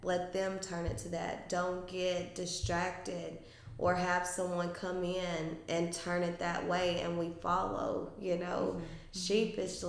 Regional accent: Franklin County, Tennessee, United States; I'm from Franklin County

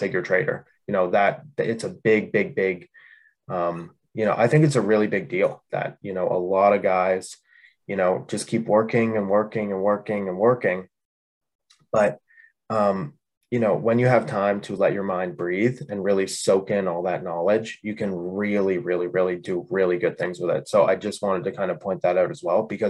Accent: Canada; I'm from Canada.

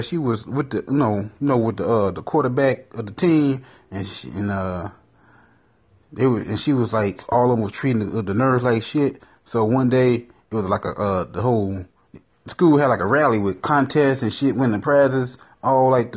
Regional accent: Chicago, Illinois, United States; I got southern roots. I know I'm from Chicago

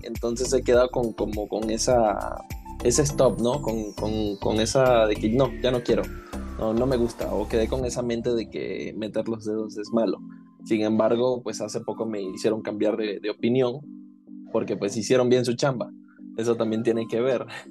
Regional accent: Venezuela; soy venezolano, soy caribeño y fogoso

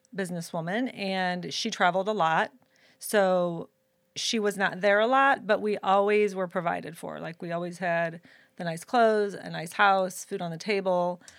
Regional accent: Florissant, Missouri, United States; I was born and raised in Saint Louis, Missouri, in a city called Florissant, Missouri

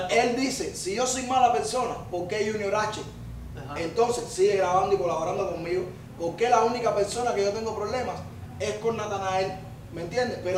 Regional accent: Cuba; No, yo, cubano. yo soy cubano, yo puedo andar con los mismos cubanos.

